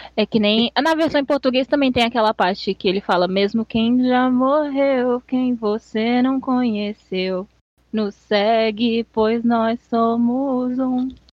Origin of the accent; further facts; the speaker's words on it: São Paulo, Brazil; Sou paulista